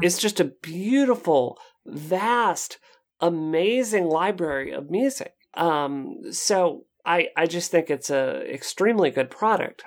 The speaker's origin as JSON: {"language": "English", "region": "Mississippi", "country": "United States", "tie": "born or raised there", "said": "I grew up in Mississippi where everyone's into country music"}